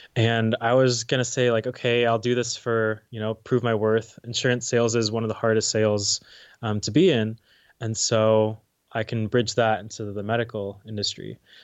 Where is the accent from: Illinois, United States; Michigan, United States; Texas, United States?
Texas, United States; Dallas; moved away as an adult; also born or lived in Arkansas; born and raised in Dallas, um, and then high school is also in Dallas.